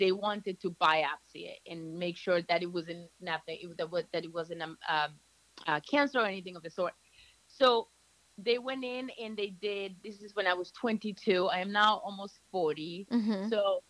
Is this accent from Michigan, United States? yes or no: no; Chatham, New Jersey, United States; moved away; fast forward to I moved here when I was 14, and I grew up in North Jersey, in Chatham.